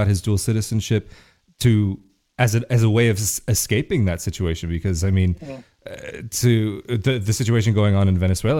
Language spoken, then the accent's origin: English; United States; moved away as an adult; now in Italy; growing up in the States, Italian American